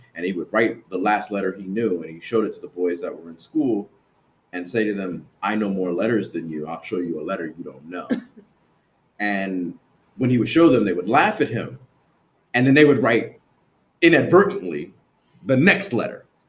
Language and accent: English; New Jersey, United States; moved away; I grew up in New Jersey